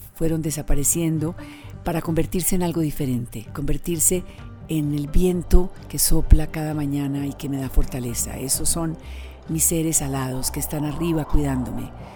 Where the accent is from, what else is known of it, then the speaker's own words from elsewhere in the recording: Tolima, Colombia; Vengo del Tolima, mi madre era del Tolima, mi padre de Bogotá